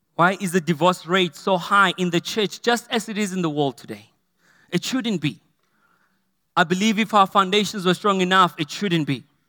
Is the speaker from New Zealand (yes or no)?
no; Potchefstroom, North West, South Africa; when I grew up in Potchefstroom, Ikageng, we had a two-roomed house